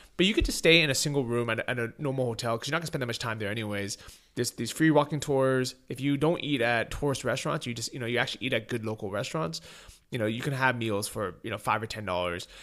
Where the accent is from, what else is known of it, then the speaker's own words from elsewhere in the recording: San Francisco, California, United States; moved away; growing up in San Francisco, we're known as a bike-friendly city